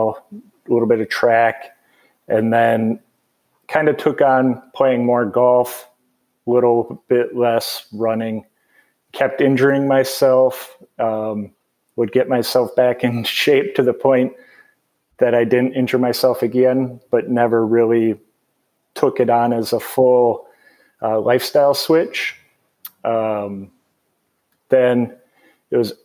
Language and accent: English; Bloomington, Minnesota, United States; moved away as an adult; also born or lived in St. Cloud, Minnesota; now in Asheville, United States; I grew up in Bloomington, Minnesota, which is just kind of in the suburbs of the Minneapolis-St. Paul area